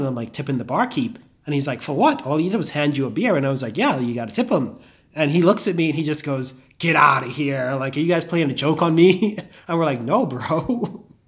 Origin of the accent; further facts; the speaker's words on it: Bahamas; moved away as an adult; also born or lived in Indiana; I grew up in the Bahamas